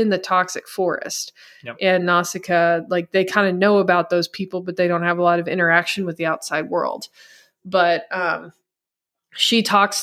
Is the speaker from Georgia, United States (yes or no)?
no; Missouri, United States; first language English; I grew up in the Midwest in Missouri and the United States speaking English